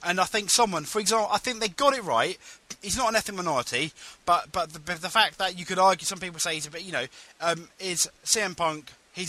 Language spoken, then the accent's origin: English; India; Yeah, I'm Indian. It's part of my character, but it's not a stereotype or anything like that, you know?